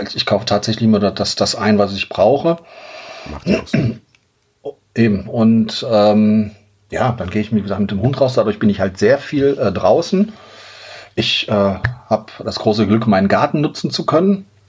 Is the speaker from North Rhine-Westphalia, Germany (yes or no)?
yes; Duisburg, North Rhine-Westphalia, Germany; now in Xanten, Germany; Ich bin gebürtiges Kind des Ruhrgebiets